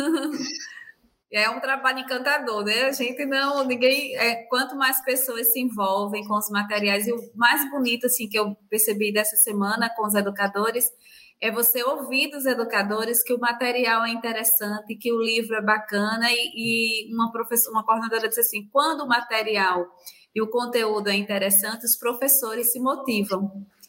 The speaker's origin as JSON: {"language": "Portuguese", "region": "Alagoas", "country": "Brazil", "said": "eu sou de Alagoas, sou chefe de educação do Detran de Alagoas"}